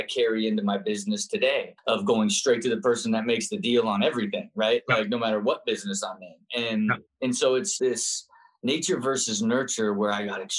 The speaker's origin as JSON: {"language": "English", "town": "Kettering", "region": "Ohio", "country": "United States", "tie": "born or raised there", "said": "I grew up and was born in Kettering, Ohio"}